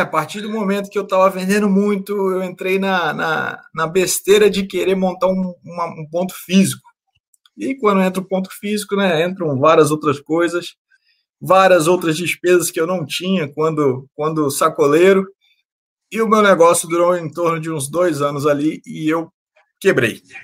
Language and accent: Portuguese; Campos dos Goytacazes, Rio de Janeiro, Brazil; Eu sou do Rio de Janeiro, né, na cidade de Campos Goitacazes, no interior do Rio de Janeiro.